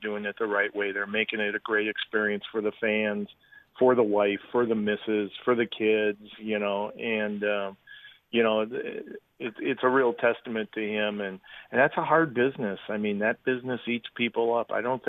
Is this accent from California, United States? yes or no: no; Libertyville, Illinois, United States; moved away; also born or lived in Chicago; I grew up in Libertyville